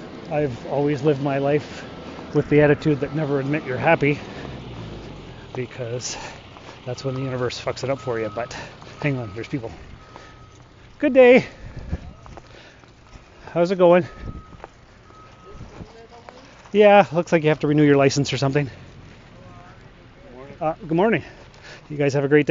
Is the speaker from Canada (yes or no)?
yes; Sault Ste. Marie, Ontario, Canada; moved away as an adult; also born or lived in North Bay / Timmins; I was born and raised here in the Sioux.